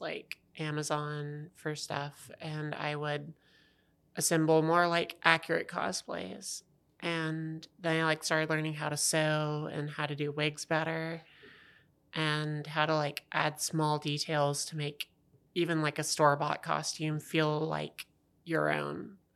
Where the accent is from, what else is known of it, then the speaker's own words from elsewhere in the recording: Savannah, Tennessee, United States; moved away as an adult; also born or lived in Alabama; I'm originally from Tennessee, from horrible place called Savannah.